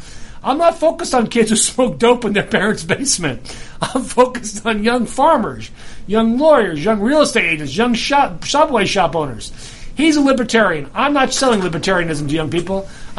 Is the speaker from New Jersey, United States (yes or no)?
yes; New Jersey, United States; I'm from Jersey. It's a Jersey thing, you know. Jersey guys stick together.